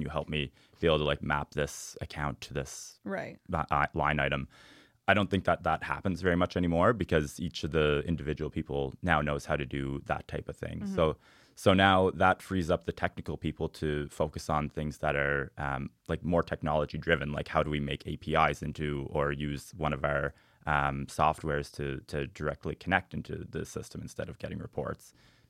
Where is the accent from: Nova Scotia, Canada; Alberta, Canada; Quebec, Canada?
Nova Scotia, Canada; Cape Breton; I'm from Cape Breton, so I got to say the Highlands.